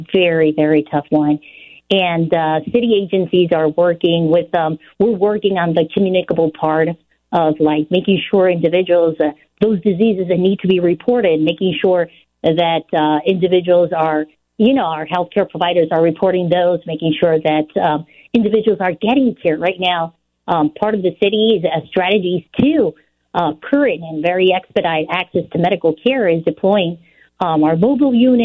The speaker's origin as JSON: {"language": "English", "country": "Puerto Rico", "tie": "born or raised there", "also_born_or_lived": "New York / Illinois", "moved": "yes", "lives_now": "Chicago, United States", "said": "I was born in New York, raised in Puerto Rico, so I come from a commonwealth."}